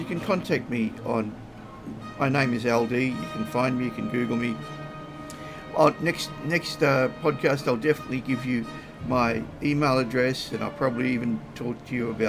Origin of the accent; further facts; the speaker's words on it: Australia; As an Australian